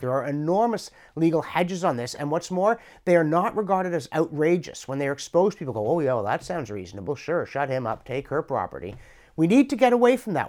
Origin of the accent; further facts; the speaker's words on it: Canada; through accident of birth and the course of my life, I'm a Canadian